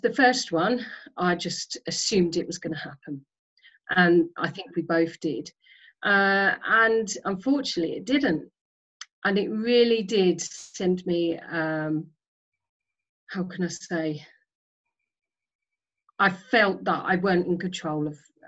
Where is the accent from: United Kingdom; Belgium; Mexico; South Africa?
United Kingdom; Isle of Sheppey, Kent, South East England; moved away as an adult; I grew up on the Isle of Sheppey in Kent